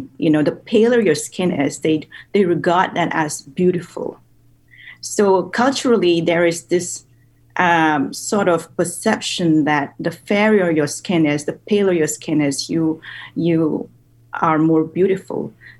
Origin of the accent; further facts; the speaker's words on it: New Delhi, Delhi, India; moved away as an adult; now in United States; I grew up in the capital in India, in New Delhi